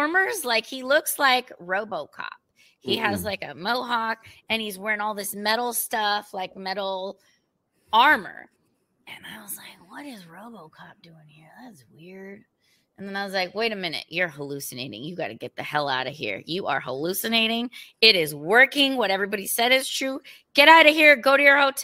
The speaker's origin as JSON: {"language": "English", "country": "United States", "said": "I'm American"}